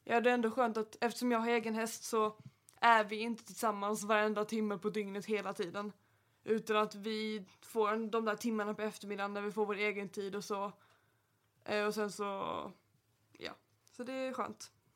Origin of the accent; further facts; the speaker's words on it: Helsingborg, Skåne, Sweden; jag kommer från Helsingborg